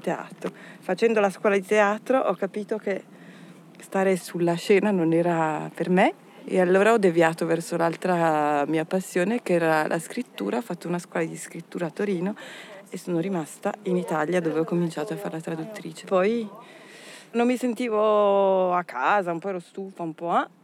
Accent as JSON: {"language": "Italian", "town": "Minusio", "region": "Ticino", "country": "Switzerland", "tie": "born or raised there", "also_born_or_lived": "Locarno / Turin", "moved": "as an adult", "lives_now": "Paris, France", "said": "Sono cresciuta a Minusio, che è un comune confinante"}